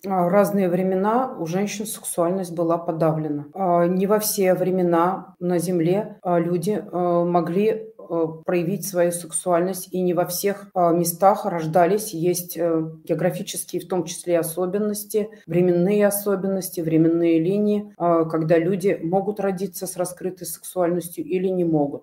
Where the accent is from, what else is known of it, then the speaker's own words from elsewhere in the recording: Tatarstan, Russia; я родилась э, в Татарстане